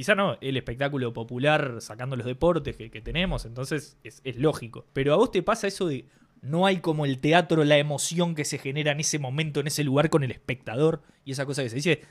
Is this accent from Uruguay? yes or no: yes; Uruguay; Somos uruguayos